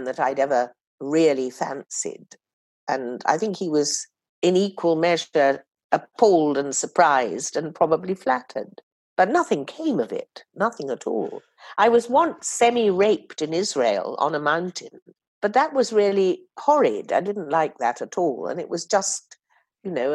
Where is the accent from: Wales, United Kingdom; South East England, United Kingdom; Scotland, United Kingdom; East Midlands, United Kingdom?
South East England, United Kingdom; Oxford; I was born and brought up in Oxford